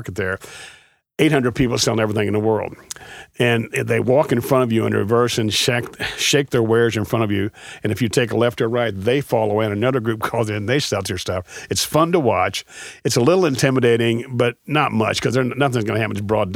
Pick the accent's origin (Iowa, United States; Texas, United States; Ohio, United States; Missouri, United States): Missouri, United States; St. Louis; we're from St. Louis